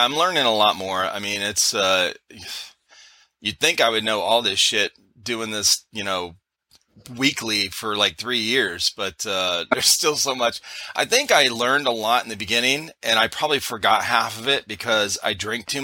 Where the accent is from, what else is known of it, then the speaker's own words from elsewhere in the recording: Cleveland, Ohio, United States; now in South Carolina, United States; we're originally from Cleveland, Ohio